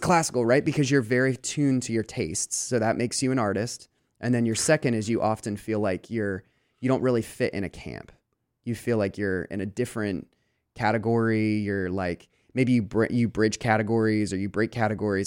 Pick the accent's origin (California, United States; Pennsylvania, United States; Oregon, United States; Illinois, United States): Pennsylvania, United States; Lancaster; moved away as an adult; also born or lived in Des Moines, Iowa; I grew up in Lancaster, and I never, I, I, you know, I've traveled, but I never lived anywhere else except for Chicago for about four months.